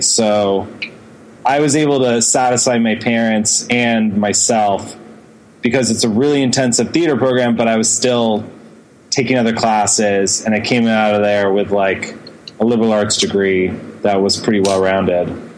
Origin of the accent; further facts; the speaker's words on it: Houston, Texas, United States; now in New York City, United States; I grew up in Texas.